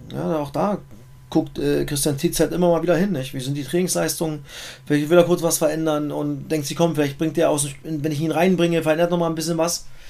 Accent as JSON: {"language": "German", "country": "Germany", "said": "bei uns in Deutschland"}